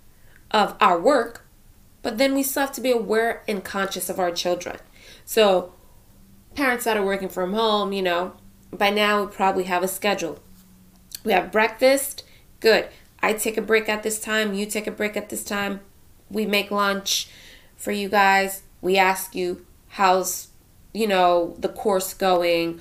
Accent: Union County, New Jersey, United States; I'm from New Jersey, Union County to be exact

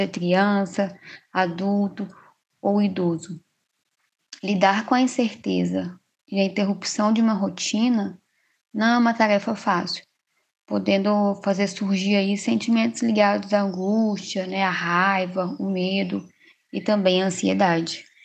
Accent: Minas Gerais, Brazil; now in Poconé, Brazil; Eu sou de Minas Gerais, me formei em psicologia lá em Minas e há quase dois anos eu estou morando aqui em Poconé, né, no Mato Grosso

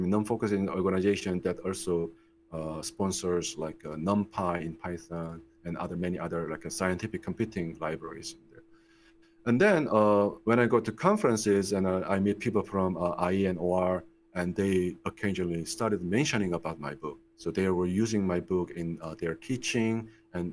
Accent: Daegu, South Korea; moved away as an adult; also born or lived in United States; I was born in Korea. I grew up in Korea. I spent like 24 years in Korea

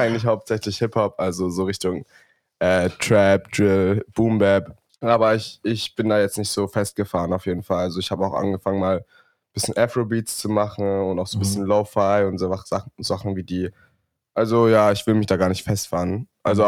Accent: Stuttgart, Baden-Württemberg, Germany; bei uns in Stuttgart ist es so, da kommst du meistens von, wenn du jetzt von der Realschule dann noch weitermachen

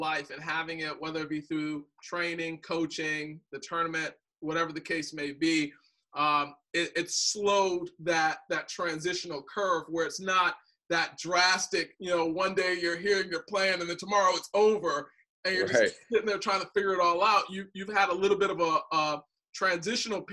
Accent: Detroit, Michigan, United States; I'm from Detroit

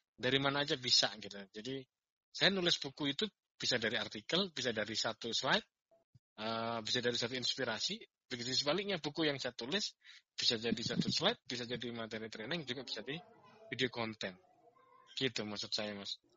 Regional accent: Malang, East Java, Indonesia; moved away as an adult; saya lahir besar di Kota Malang ya. Kemudian saya merantau itu tepatnya di tahun seribu sembilan ratus sembilan puluh tujuh akhir

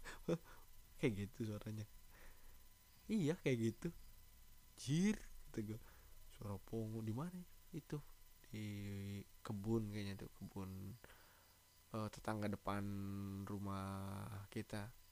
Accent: Java, Indonesia; di daerah gua, di Jawa

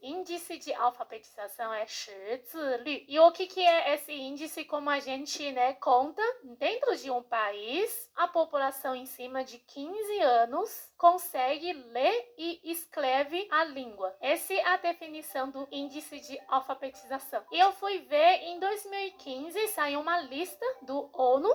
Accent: China; Portuguese is a second language; moved away as an adult; now in Brazil; sou chinesa da China mesmo, mas já vivi aqui no Brasil

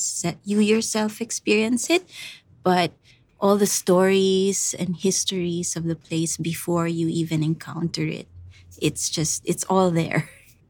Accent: Baguio, Cordillera Administrative Region, Philippines; Baguio City, which is my hometown

